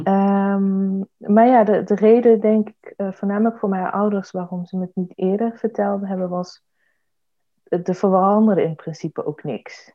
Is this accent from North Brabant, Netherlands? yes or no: yes; Eindhoven, North Brabant, Netherlands; ik ben Brabander. Ik kom uit Eindhoven